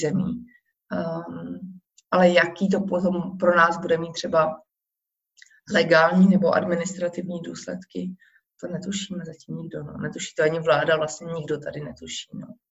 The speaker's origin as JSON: {"language": "Czech", "country": "Czechia", "moved": "as an adult", "lives_now": "Warsaw, Poland", "said": "já když řeknu, že jsem Češka"}